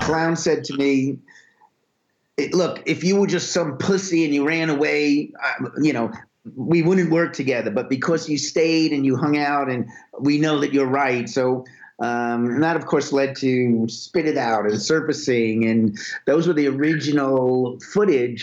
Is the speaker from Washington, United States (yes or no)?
no; New York City, New York, United States; I was born and raised in Brooklyn, New York